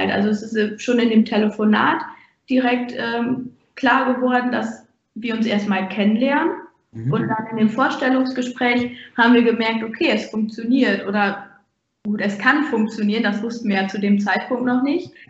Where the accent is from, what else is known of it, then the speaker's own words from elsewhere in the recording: Ahaus, North Rhine-Westphalia, Germany; Ich komme aus Ahaus und bewerbe mich in Rena Wiedenbrück.